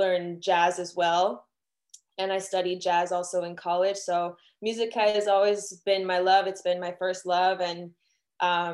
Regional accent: Miami, Florida, United States; I'm from Miami, Florida, born and raised in Miami

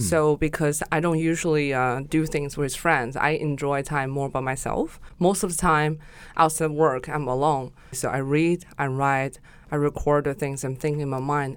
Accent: Gansu, China; moved away as an adult; now in Shanghai, China; I was born in the northwest of China, which you call the Silk Road, and it's Gansu Province

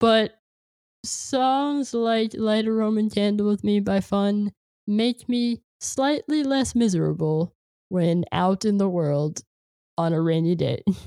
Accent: California, United States; moved away; I'm from California

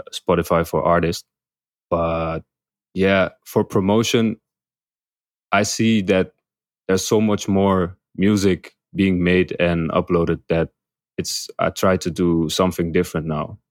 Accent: Amsterdam, North Holland, Netherlands; moved away as an adult; now in Bangkok, Thailand; I'm from Amsterdam, Netherlands

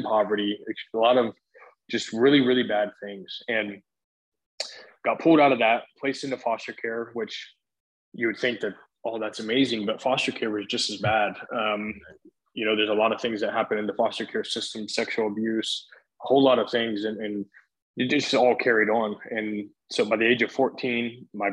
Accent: Columbus, Ohio, United States; moved away as an adult; also born or lived in Southern Oregon; I was born in Columbus, Ohio. I'm actually from the Midwest. I mean, that's where I live most of my life

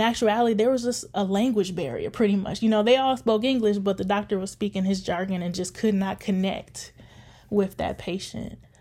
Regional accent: Detroit, Michigan, United States; now in Grand Rapids, United States; growing up in Detroit.

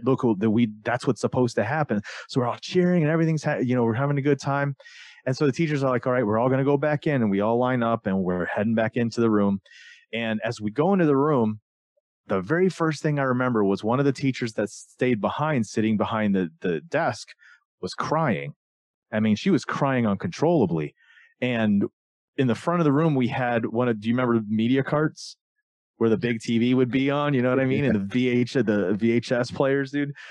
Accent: Florida, United States; I grew up in Florida in the South

